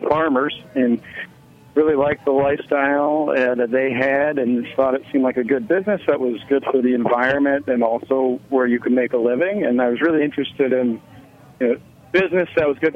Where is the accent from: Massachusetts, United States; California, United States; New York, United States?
New York, United States; New York City; moved away as an adult; now in Rhode Island, United States; I did grow up in Manhattan